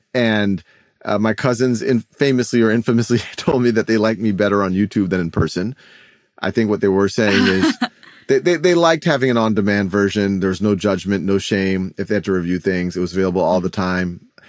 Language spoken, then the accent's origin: English; New Orleans, Louisiana, United States; moved away as an adult; also born or lived in Boston; I was born and raised in New Orleans